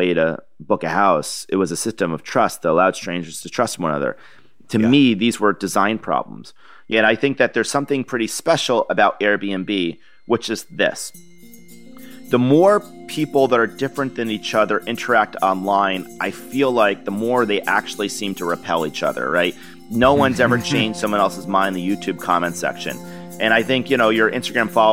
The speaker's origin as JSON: {"language": "English", "town": "Niskayuna", "region": "New York", "country": "United States", "tie": "born or raised there", "moved": "yes", "said": "growing up in Niskin, New York"}